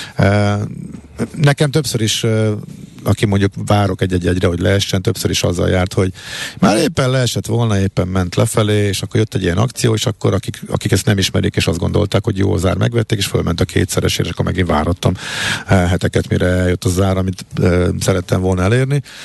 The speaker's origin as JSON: {"language": "Hungarian", "country": "Hungary", "said": "magyarok vagyunk"}